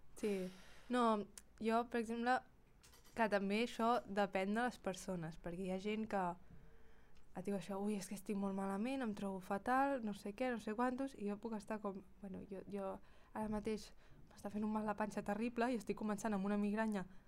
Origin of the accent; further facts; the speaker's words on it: Girona, Catalonia, Spain; som de Girona i la gent de Girona